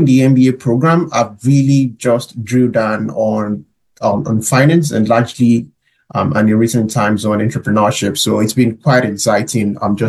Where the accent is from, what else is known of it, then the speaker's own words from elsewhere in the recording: Nigeria; moved away as an adult; now in Canada; So I'm originally from Nigeria